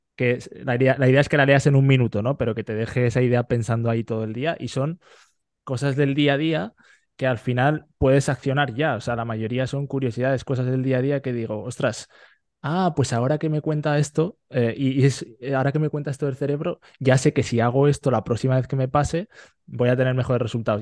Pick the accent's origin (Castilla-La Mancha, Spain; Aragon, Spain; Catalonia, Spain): Aragon, Spain; Fuentes de Ebro; moved away as an adult; now in Netherlands; soy de Fuentes de Ebro, que es un pueblo a la vez Zaragoza